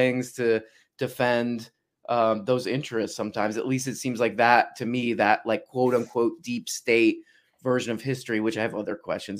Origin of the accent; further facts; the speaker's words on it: Miami, Florida, United States; moved away; I grew up mostly in Miami.